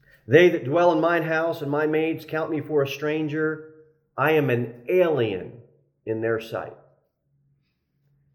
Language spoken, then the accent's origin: English; New Jersey, United States; I'm from New Jersey